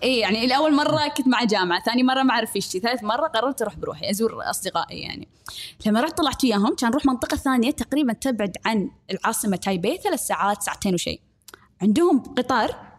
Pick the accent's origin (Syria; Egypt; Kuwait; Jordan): Kuwait; accent: Kuwaiti; نتكلم بالكويتي